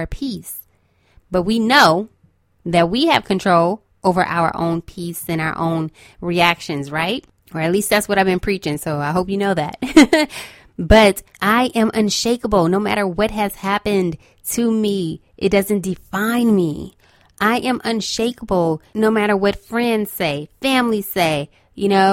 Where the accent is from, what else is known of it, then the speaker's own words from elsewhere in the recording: Los Angeles, California, United States; I'm from Los Angeles, okay, so I'm used to an earthquake here and there